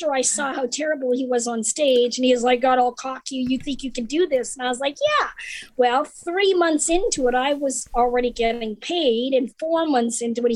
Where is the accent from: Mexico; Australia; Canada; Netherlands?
Canada; also born or lived in Norwich, England / Los Angeles / Florida; now in United States; I grew up in Canada